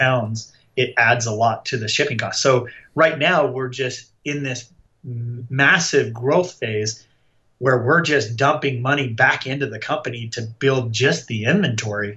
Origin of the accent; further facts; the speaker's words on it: Utah, United States; we are from Utah.